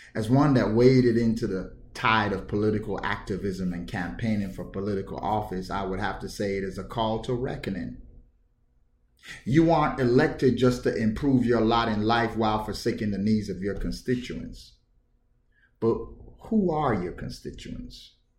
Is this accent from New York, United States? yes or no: yes; New York City, New York, United States; I grew up in New York City, in the hood, in Bedford Stuyvesant.